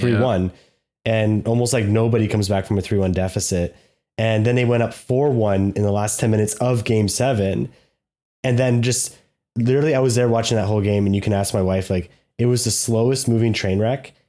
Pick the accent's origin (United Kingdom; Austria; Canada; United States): Canada; We're Canadian.